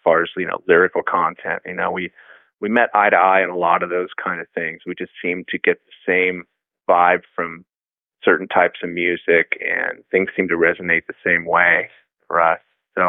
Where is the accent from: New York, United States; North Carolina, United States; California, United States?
California, United States; Alameda; I grew up in a small town called Alameda, which is about 12 minutes away from San Francisco